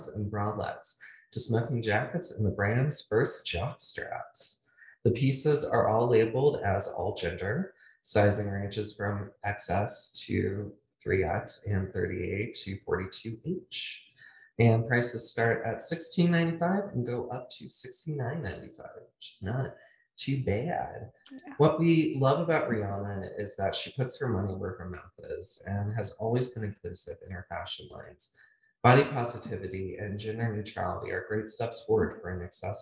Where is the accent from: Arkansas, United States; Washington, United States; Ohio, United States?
Ohio, United States; Columbus; my hometown of Columbus